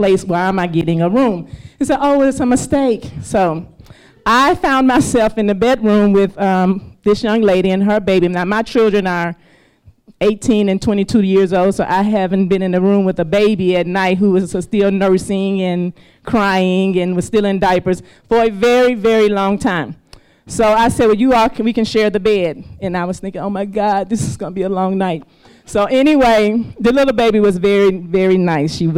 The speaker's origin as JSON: {"language": "English", "region": "Mississippi", "country": "United States", "tie": "born or raised there", "moved": "as an adult", "lives_now": "Lagos, Nigeria", "said": "I'm from Mississippi, the Deep South, and I grew up in Mississippi in the 70s"}